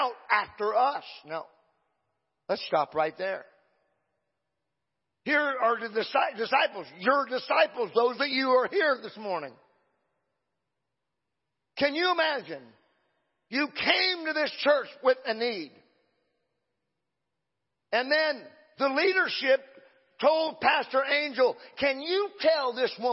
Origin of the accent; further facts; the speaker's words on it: Exeter, California, United States; I'm a hillbilly from Exeter